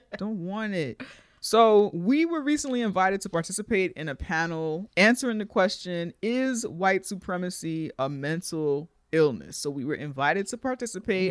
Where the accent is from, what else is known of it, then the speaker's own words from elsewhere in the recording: New York, United States; As a New Yorker, most of our whites here are Jews.